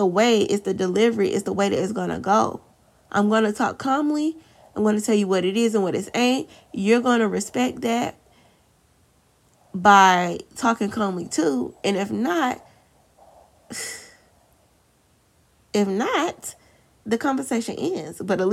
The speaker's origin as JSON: {"language": "English", "region": "the South", "country": "United States", "accent": "country", "said": "I'm from the South"}